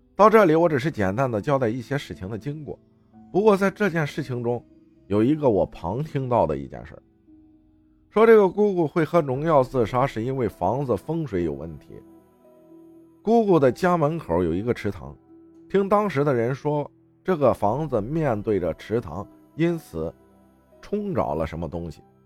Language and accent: Chinese; northern Jiangsu, China; 我老家属于苏北，靠近山东